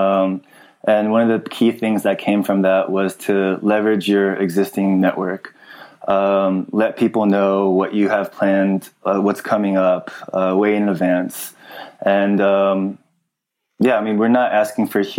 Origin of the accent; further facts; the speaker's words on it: Los Angeles, California, United States; I grew up, I'm from the San Fernando Valley, and it's a suburb out of Los Angeles, California